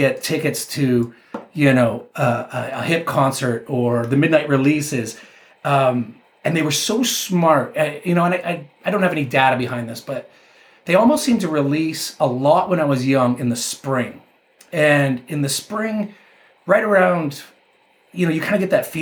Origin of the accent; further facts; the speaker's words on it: Canada; I'm a 49-year-old guy from Canada, so you know that played hockey